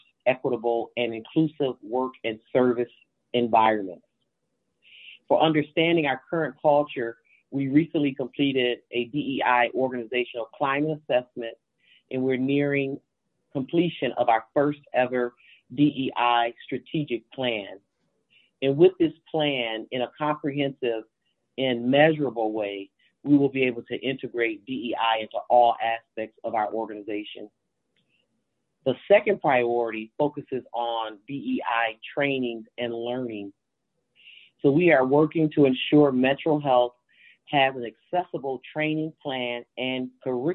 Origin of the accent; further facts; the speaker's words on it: Grand Rapids, Michigan, United States; I am from Grand Rapids, Michigan